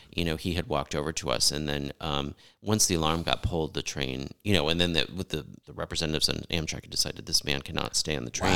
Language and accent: English; Connecticut, United States; I grew up in the East Coast, uh, in Connecticut